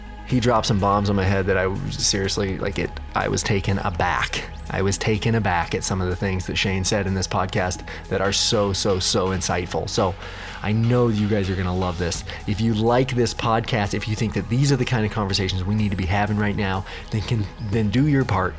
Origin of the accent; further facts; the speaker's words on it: Bend, Oregon, United States; I am born and raised here.